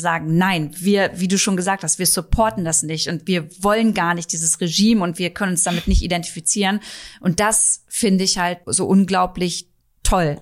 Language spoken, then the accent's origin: German; Germany; hier bei uns in Deutschland